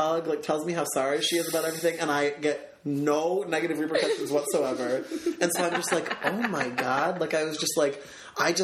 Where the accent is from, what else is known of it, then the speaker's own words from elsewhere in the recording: Aurora, Illinois, United States; I'm from Aurora